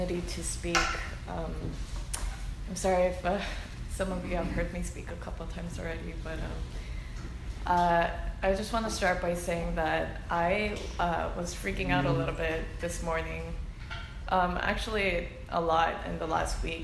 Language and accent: English; United States; I'm Korean American